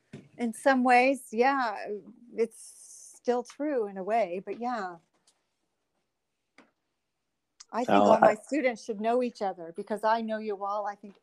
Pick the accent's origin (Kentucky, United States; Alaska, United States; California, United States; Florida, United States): California, United States; Northern; I'm from Northern California.